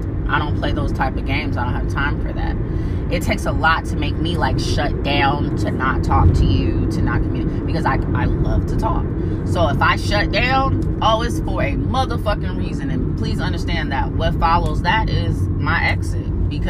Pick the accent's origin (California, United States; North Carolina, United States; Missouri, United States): North Carolina, United States; Fayetteville; He's a New Yorker. I'm from Fayetteville, North Carolina. Military brat. We're definitely different.